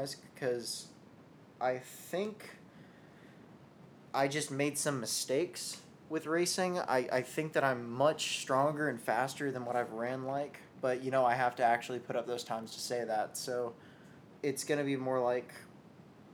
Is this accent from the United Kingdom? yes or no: no; Louisville, Kentucky, United States; moved away; Louisville, my hometown